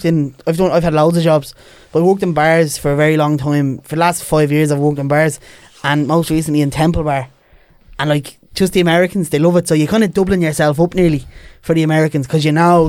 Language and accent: English; Dublin, Leinster, Ireland; I've grew up around travellers my whole life. I'm from Ballymun. Like, the youth centre was always filled with traveller boys.